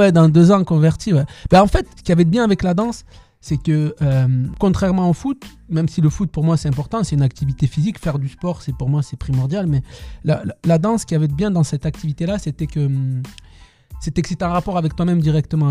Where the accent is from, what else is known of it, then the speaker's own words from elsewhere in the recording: Tarbes, Occitania, France; Je suis né à Tarbes, dans, le sud-ouest, dans le sud-ouest, donc au pied des Pyrénées, dans un petit quartier.